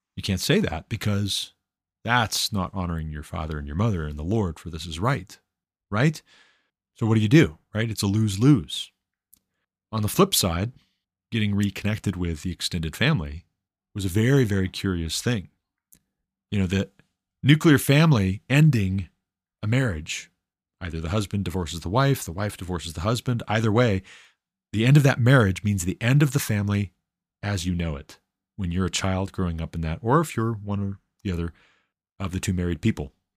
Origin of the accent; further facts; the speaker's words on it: Glendive, Montana, United States; I was born in Glendive, Montana, in nineteen eighty-six